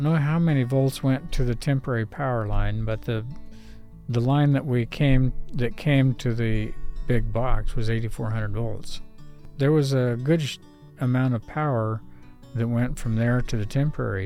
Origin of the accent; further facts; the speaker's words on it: Northern California, United States; moved away as an adult; also born or lived in Oregon / upstate New York; I grew up in Northern California at PUC